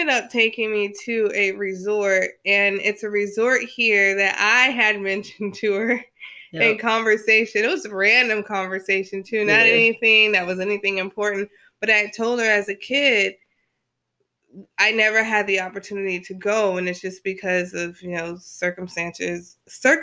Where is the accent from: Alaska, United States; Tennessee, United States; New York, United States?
Alaska, United States; I grew up in Alaska